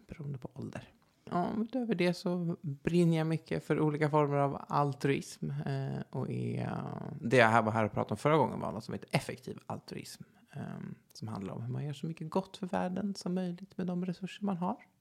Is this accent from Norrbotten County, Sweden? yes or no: no; Stockholm, Stockholm County, Sweden; Jag är 28 år från Stockholm